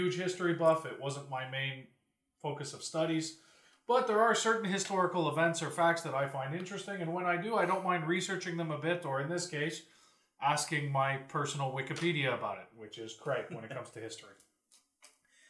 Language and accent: English; Canada; we're Canadian